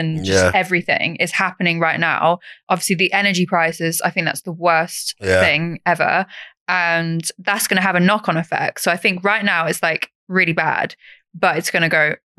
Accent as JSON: {"language": "English", "area": "East Anglia", "region": "East of England", "country": "United Kingdom", "said": "I'm from East Anglia, so, like, Norwich is my nearest city."}